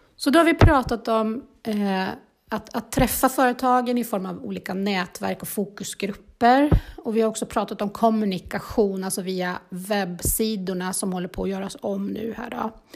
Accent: Bålsta, Uppsala County, Sweden; moved away as an adult; now in Heby, Sweden; i Bålsta där jag är uppvuxen

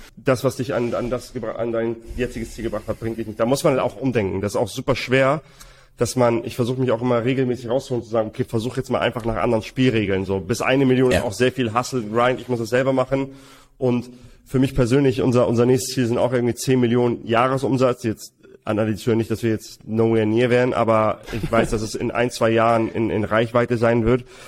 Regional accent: Hamburg, Germany; wir kommen beide aus Hamburg

